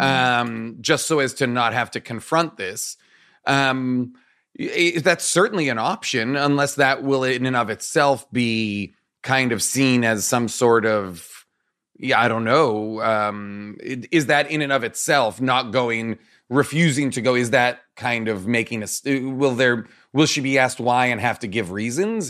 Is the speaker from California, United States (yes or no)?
no; Nahant, Massachusetts, United States; born or raised there